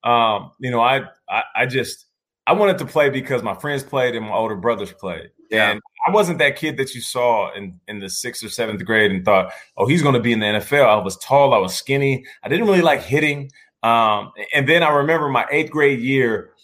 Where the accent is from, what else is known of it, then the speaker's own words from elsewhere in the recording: Seattle, Washington, United States; also born or lived in Calgary, Canada; Raised in Seattle. Seattle's the hometown